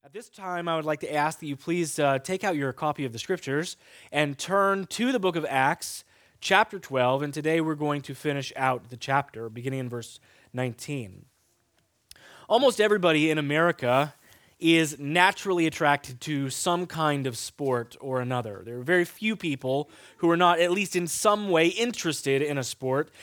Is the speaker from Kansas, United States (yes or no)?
yes; Kansas, United States; moved away; I grew up in Kansas